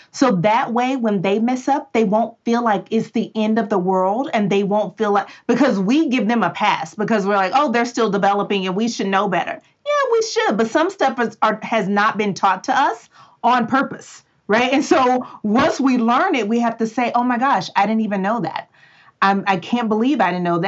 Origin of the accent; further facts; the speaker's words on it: Texas, United States; I'm from Texas